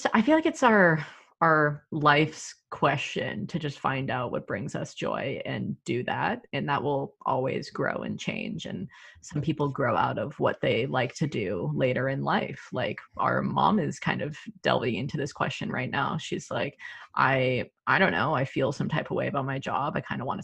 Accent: the South, United States; moved away as an adult; also born or lived in Georgia / Los Angeles; growing up in the South

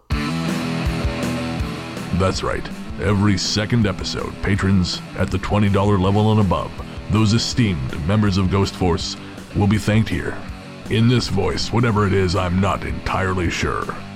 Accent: England, United Kingdom; we are English

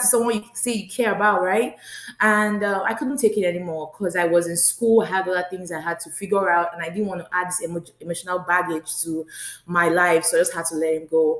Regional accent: Nigeria; moved away as an adult; now in United States; I'm originally from Nigeria

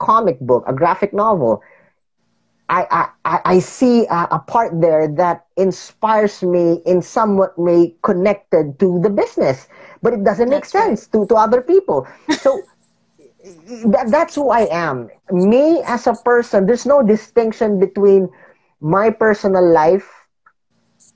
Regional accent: Philippines; growing up in the Philippines is not easy

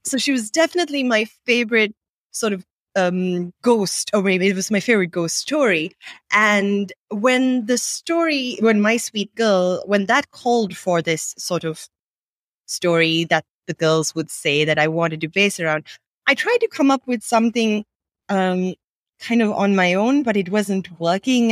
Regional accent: Sri Lanka; English is a second language; also born or lived in Bay Area, United States; I grew up in Sri Lanka, um, speaking English as a second language

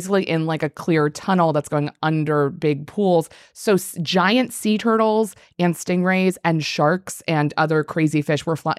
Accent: Maryland, United States; I grew up in Maryland, like starfish, but... near the Baltimore Aquarium, which is the National Aquarium.

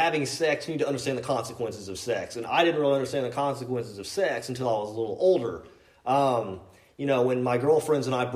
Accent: Kentucky, United States; I was raised here in Kentucky

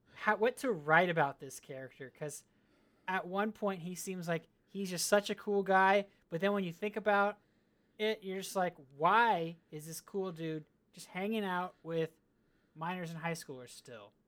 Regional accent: California, United States; I grew up in California where our football team was okay

